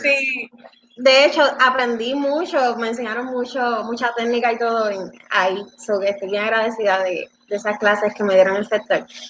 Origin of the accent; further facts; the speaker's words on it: Dorado, Puerto Rico; also born or lived in Bayamón; now in Vega Alta, Puerto Rico; nací en Bayamón, este, soy de, me en Dorado y estoy viviendo ahora en Vega Alta